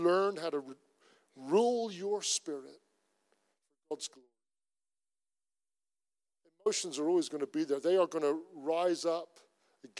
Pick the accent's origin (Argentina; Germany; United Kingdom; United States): United Kingdom; Cornwall, South West England; I'm Cornish. I am Celtic.